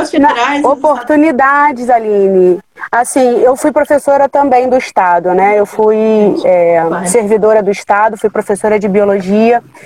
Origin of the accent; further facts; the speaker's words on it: São João de Meriti, Rio de Janeiro, Brazil; o lugar onde eu nasci, onde eu me criei e me desenvolvi. Eu tive as oportunidades iniciais, então eu abri o laboratório aqui na Baixada.